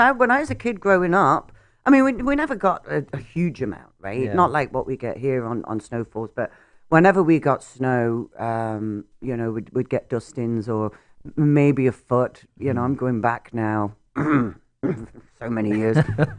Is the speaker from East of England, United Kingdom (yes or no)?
no; Nottingham, East Midlands, United Kingdom; moved away as an adult; also born or lived in Florida; now in Canada; born and raised in Nottingham, England. So Nottingham, England. So a little town in England. Well, city. So Robin Hood and his Merry Men. That's yes. Where I'm from. Maid Marian. born and raised there.